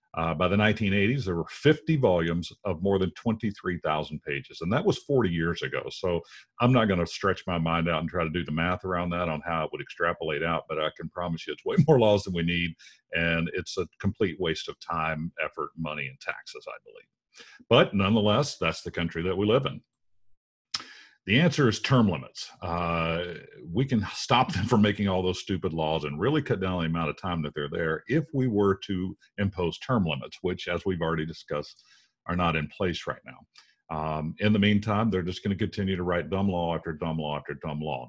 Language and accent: English; United States; we as normal American citizens